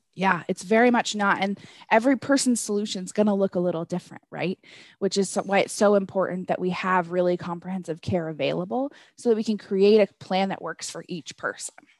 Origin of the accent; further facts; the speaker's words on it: Northwest, United States; moved away as an adult; now in Colorado, United States; I'm originally from the Northwest